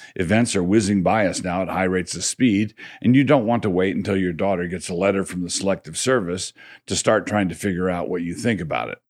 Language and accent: English; Annapolis, Maryland, United States; I grew up in Annapolis